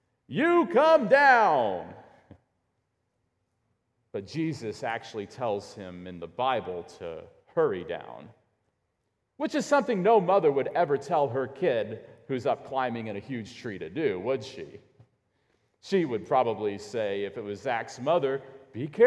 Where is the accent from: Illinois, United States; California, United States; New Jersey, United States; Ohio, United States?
Illinois, United States; growing up in Illinois